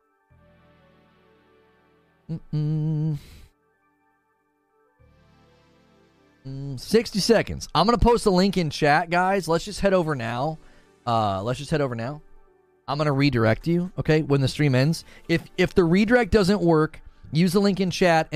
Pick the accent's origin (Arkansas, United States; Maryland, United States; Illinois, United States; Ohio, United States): Ohio, United States; Canton; I grew up in Canton